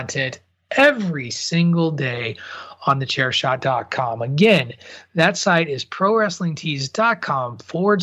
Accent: Illinois, United States; growing up in Illinois

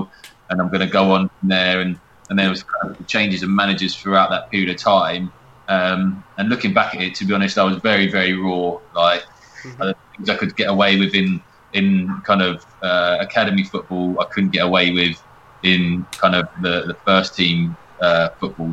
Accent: Watford, East of England, United Kingdom; I was born in Watford and my granddad and nan live in St Albans

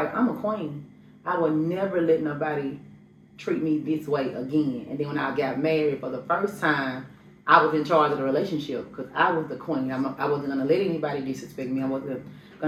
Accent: Memphis, Tennessee, United States; I'm from Memphis, Tennessee

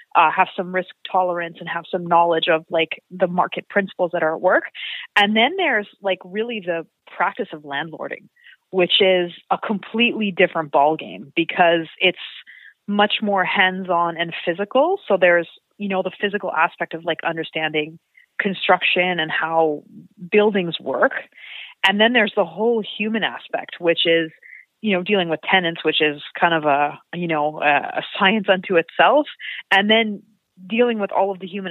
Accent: Montreal, Quebec, Canada; moved away as an adult; also born or lived in Toronto / Vancouver; I grew up in Montreal

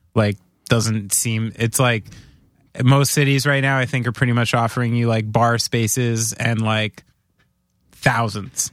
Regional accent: New Jersey, United States; we're from New Jersey

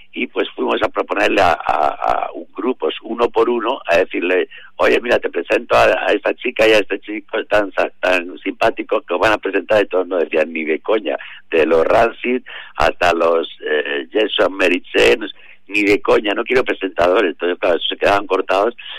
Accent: Madrid, Community of Madrid, Spain; also born or lived in Mexico; nosotros como madrileños

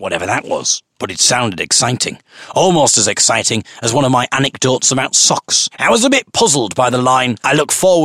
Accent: United Kingdom; I am merely a British folk singer and blogger

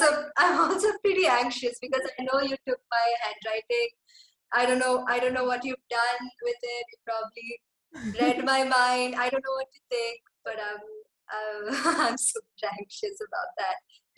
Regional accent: Kerala, India; also born or lived in Singapore; And then in my 5th grade, we moved back to Kerala. And I find out that, oh, okay, I'm from Kerala. My parents grew up in Kerala. My grandparents grew up in Kerala.

